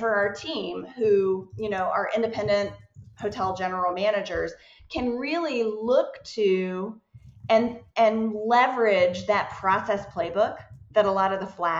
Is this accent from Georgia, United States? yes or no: yes; Atlanta, Georgia, United States; I am from Atlanta.